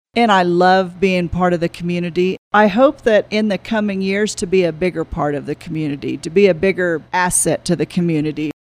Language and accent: English; Florida Panhandle, United States; also born or lived in Fort Garland, Colorado; now in Monte Vista, United States; I was born and raised in the Florida Panhandle